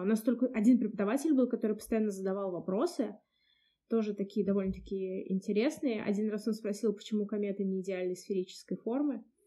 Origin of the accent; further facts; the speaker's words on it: Samara, Samara Oblast, Russia; из Самары